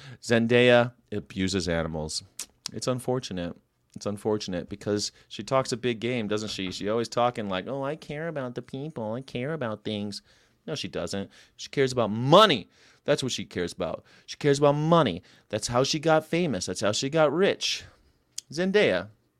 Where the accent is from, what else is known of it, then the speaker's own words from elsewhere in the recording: Texas, United States; Now, I'm from Texas